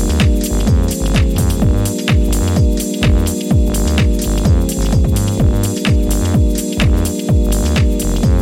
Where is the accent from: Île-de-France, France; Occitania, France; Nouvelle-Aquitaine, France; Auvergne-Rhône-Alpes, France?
Île-de-France, France; Paris; I'm from Paris.